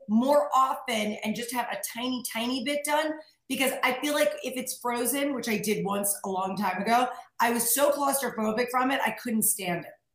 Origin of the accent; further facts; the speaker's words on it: New York, United States; moved away as an adult; now in California, United States; I'm like a New Yorker